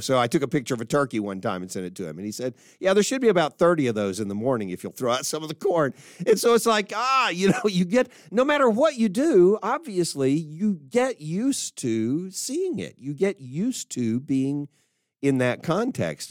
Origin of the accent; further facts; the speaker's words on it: Dallas, Texas, United States; my hometown, Dallas.